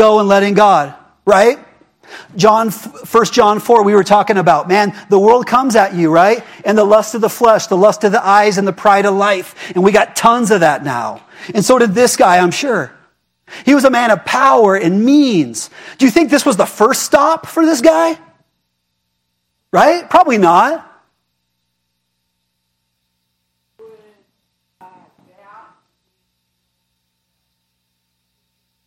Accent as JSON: {"language": "English", "country": "United States", "said": "I am American"}